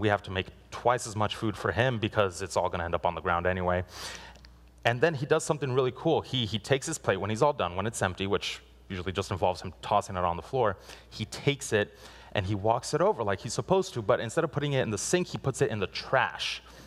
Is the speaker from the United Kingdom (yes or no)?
no; Guatemala; moved away; I was born in Guatemala, and I went with my parents